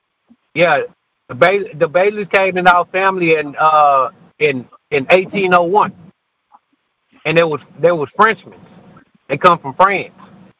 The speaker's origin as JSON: {"language": "English", "country": "United States", "tie": "born or raised there", "said": "I'm an American. I was born in America. I ain't come from Africa. I don't have no people that came from Africa. Like my ancestors, they come from France."}